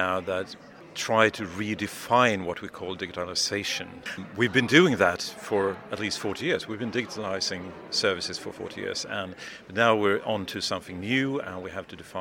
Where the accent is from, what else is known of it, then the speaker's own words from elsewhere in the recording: Sweden; I'm from Sweden